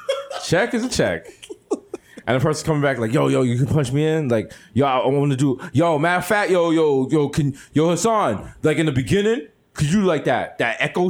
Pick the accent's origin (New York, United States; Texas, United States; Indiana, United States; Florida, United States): New York, United States; New York City; Also, you know I'm from the Bronx because I'm in Germantown asking for gyros.